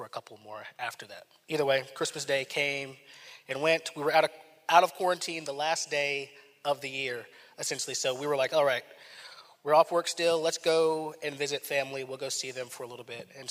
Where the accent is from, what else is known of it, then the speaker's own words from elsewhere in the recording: Raleigh, North Carolina, United States; moved away; I'm from Raleigh, North Carolina, my family was there